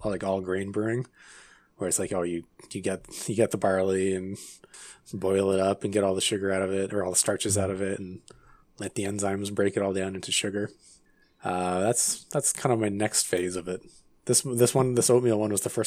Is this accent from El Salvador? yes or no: no; Vancouver, British Columbia, Canada; Yeah, I'm from Vancouver